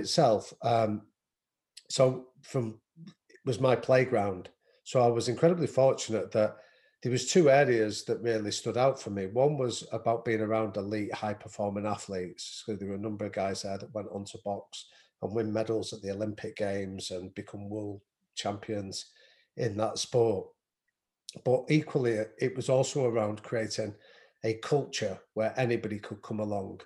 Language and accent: English; Manchester, North West England, United Kingdom; I grew up in North Manchester